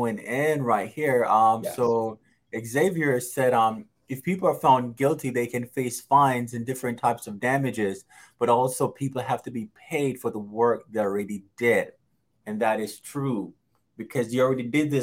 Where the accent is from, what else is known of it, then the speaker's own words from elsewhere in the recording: Jamaica; I was born in Jamaica